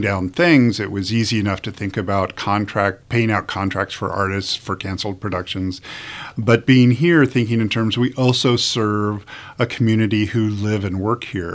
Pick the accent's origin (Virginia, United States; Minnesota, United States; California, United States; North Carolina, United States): California, United States; Southern; moved away as an adult; also born or lived in Chicago / Detroit / New York; now in Omaha, United States; I grew up in Southern California.